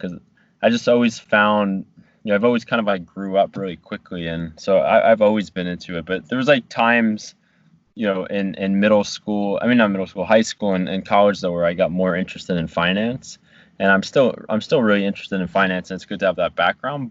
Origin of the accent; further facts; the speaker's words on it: New Jersey, United States; moved away as an adult; also born or lived in Virginia; my hometown